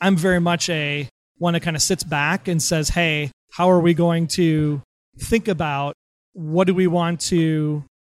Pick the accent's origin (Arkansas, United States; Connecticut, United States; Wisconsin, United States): Wisconsin, United States; we're from Wisconsin